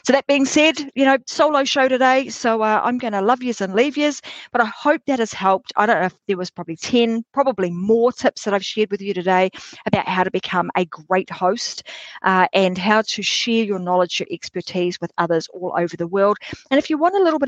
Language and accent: English; Australia; my home country, Australia